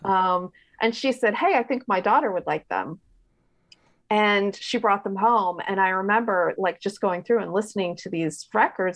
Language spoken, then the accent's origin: English; Richmond, Virginia, United States; I grew up in Richmond, Virginia